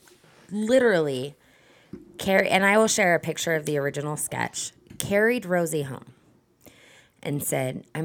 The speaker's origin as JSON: {"language": "English", "region": "Southern Utah", "country": "United States", "said": "We are from Utah"}